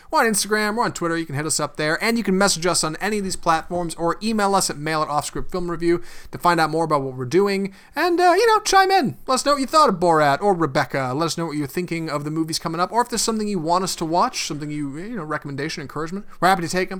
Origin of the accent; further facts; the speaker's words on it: United States; we're American